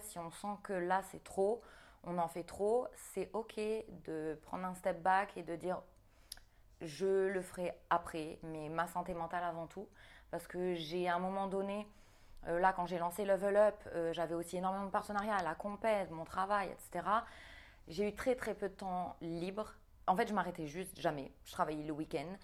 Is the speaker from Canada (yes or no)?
no; New Caledonia; j'ai grandi en Nouvelle-Calédonie